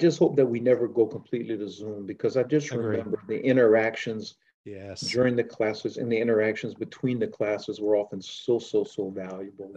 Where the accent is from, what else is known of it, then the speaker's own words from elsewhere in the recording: Louisiana, United States; I was from Louisiana